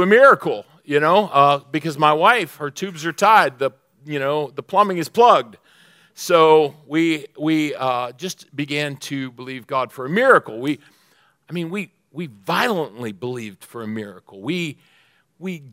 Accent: Pennsylvania, United States; I'm from Pennsylvania

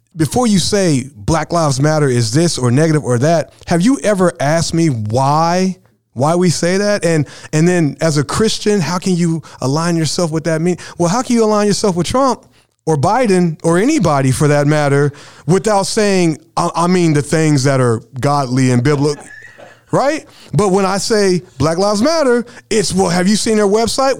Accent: Brownsburg, Indiana, United States; I grew up in Brownsburg, Indiana f, in my high school years

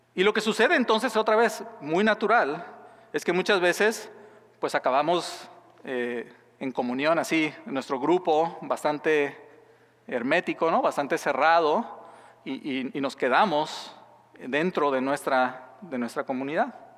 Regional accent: Mexico; moved away as an adult; soy mexicano

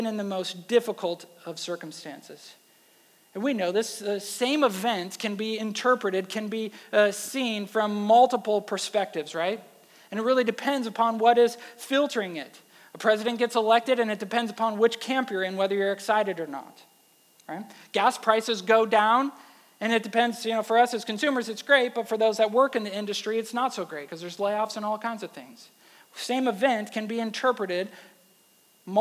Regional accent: Wisconsin, United States; now in Texas, United States; I'm from Wisconsin

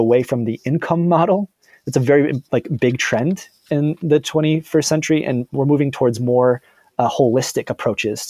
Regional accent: Michigan, United States; Detroit, Michigan, so in my home state

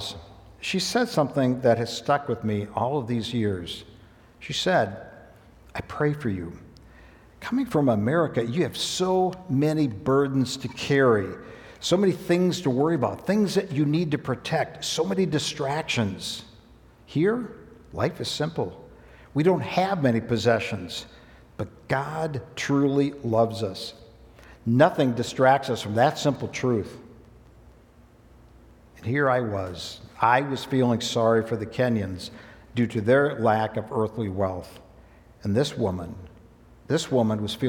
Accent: United States; my status as an American who was wealthy

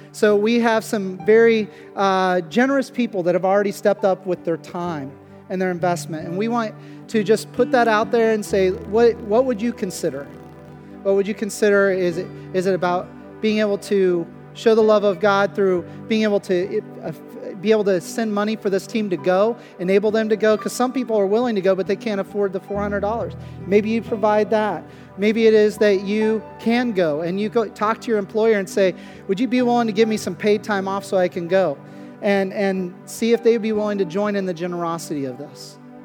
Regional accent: Pennsylvania, United States; remembering their puzzlement when we were telling them we're from Pennsylvania, down in New Orleans, serving and helping their homes be put back in some kind of shape

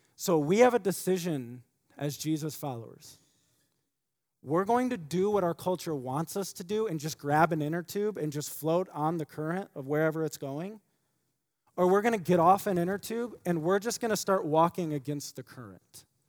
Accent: United States; as American Christians

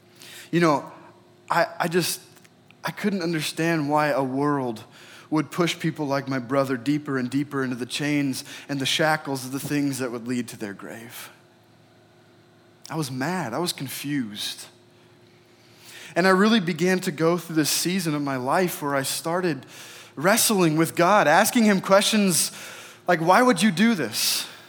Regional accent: Oregon, United States; So I grew up in Oregon. And every year around Memorial Day, my family would take a trip with our church to a state park that was nearby.

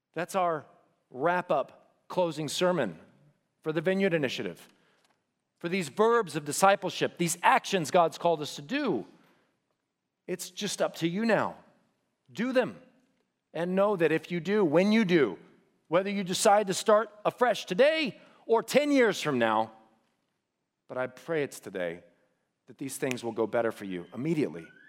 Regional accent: The Woodlands, Texas, United States; I could not wait to get out of here, to get away from school, to even get away from the woodlands

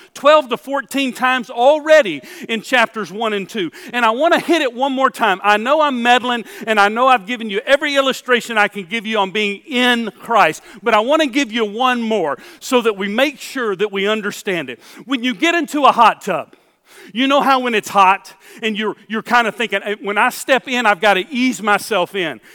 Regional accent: Houston, Texas, United States; born or raised there

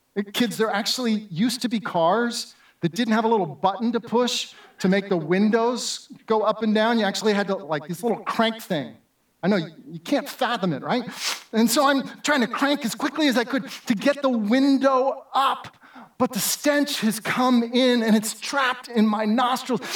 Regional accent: Southern California, United States; moved away; also born or lived in New Jersey / Florida; as a kid growing up in Southern California

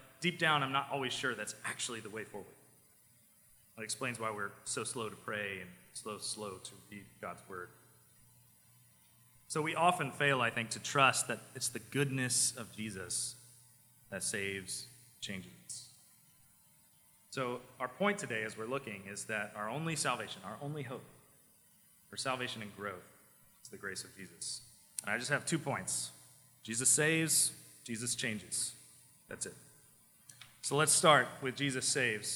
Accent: small town next to the BMW plant, South Carolina, United States; My hometown that I grew up in, it did not have a single red light in it until I went to college. It was like, I grew up across from a field.

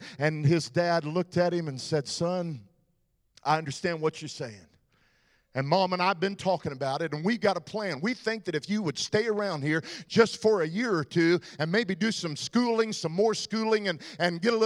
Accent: Texas, United States; I'm from Texas

